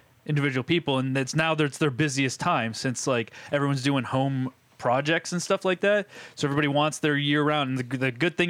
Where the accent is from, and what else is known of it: New Hampshire, United States; born or raised there; now in Los Angeles, United States